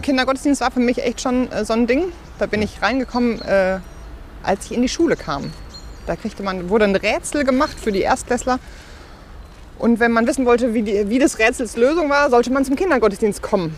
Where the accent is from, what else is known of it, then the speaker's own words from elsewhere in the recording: Bochum, North Rhine-Westphalia, Germany; ich bin natürlich kirchlich sozialisiert aufgewachsen in Bochum-Wattenscheid